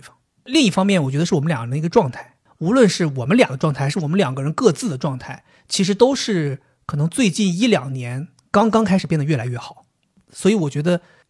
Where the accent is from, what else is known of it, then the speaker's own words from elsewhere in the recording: China; 不是他说的，我们中国人常用的是鲁迅说过。